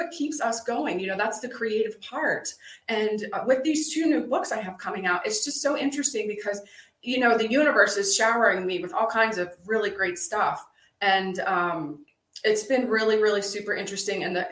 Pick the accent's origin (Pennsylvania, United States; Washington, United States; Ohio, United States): Pennsylvania, United States; started on a farm growing up in Pennsylvania